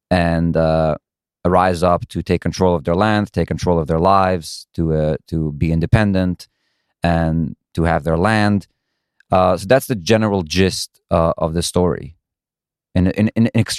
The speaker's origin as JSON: {"language": "English", "town": "Brooklyn", "region": "New York", "country": "United States", "said": "That is correct. Do I sound like I'm from Brooklyn?"}